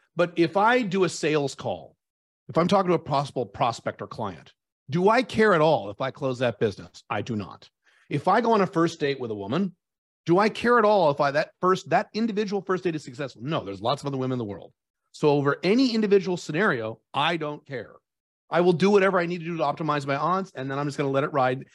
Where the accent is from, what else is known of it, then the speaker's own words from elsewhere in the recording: United States; moved away as an adult; now in Dubai, United Arab Emirates; I'm an American by birth, but I have residency of five different countries, and I live in Dubai